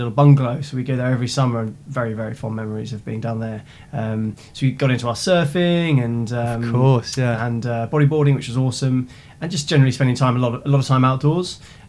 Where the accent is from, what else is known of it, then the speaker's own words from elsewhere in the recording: Sidmouth, South West England, United Kingdom; also born or lived in Seaton / Exeter; I grew up in Sidmouth, which is in East Devon, and for those who aren't familiar with the area, it's about a 20-minute drive from Exeter. So I grew up on the water. It's a seaside town, traditional seaside town.